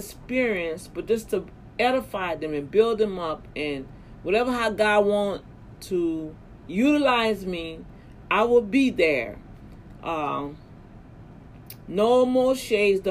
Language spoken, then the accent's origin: English; Louisiana, United States; my home state, Louisiana